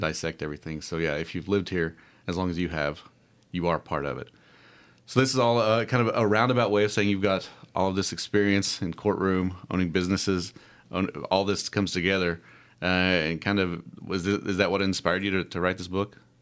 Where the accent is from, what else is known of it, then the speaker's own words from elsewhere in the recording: Clay City, Kentucky, United States; I grew up in Clay City